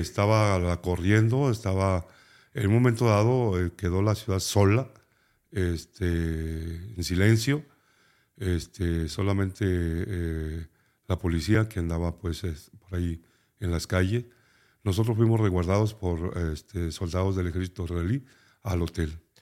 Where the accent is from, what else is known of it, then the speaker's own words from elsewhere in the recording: Nayarit, Mexico; éramos 51 nayaritas